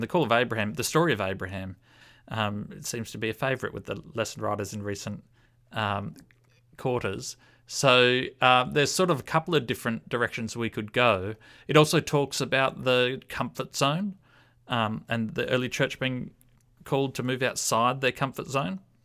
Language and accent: English; Australia